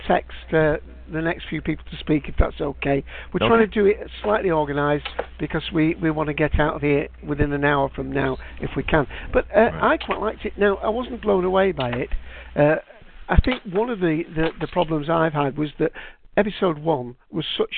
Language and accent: English; United Kingdom; for me as a Brit